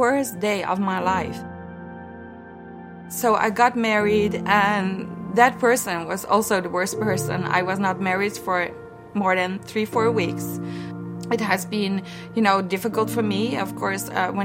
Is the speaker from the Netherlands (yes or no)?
yes; Netherlands; I was born in the Netherlands, and I was raised in a very Christian family